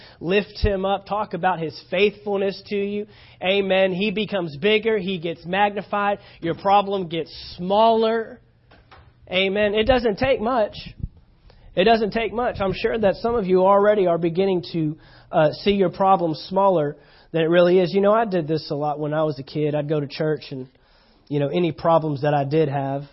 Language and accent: English; Texas, United States; moved away; I'm from Texas